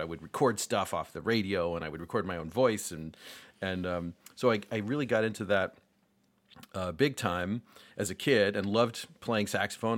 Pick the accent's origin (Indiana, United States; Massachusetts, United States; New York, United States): New York, United States; Rochester; I grew up in Rochester